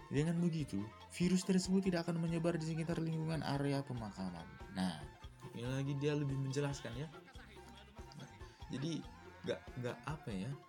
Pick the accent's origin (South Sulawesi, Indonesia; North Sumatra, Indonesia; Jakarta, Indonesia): North Sumatra, Indonesia; Medan; now in Bandung, Indonesia; saya ini asli Medan asli Medan tapi orang tua sekarang ada di Riau di Riau dan ya sekarang saya tinggal di Bandung untuk kuliah dan saya sebenarnya orang Karo